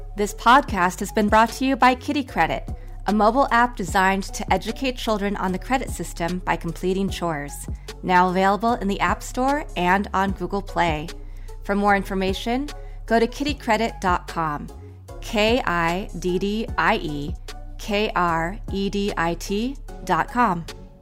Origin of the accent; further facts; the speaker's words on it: Kansas, United States; also born or lived in Houston, United States; now in Los Angeles, United States; I grew up in Kansas